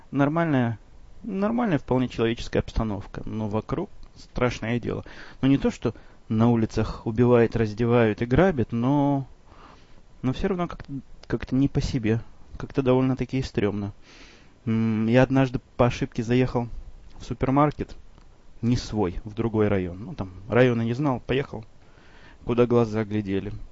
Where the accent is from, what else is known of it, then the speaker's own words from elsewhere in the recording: Chicago, Illinois, United States; вопрос, в общем, довольно типичный для тех, кто знает, что я из Чикаго.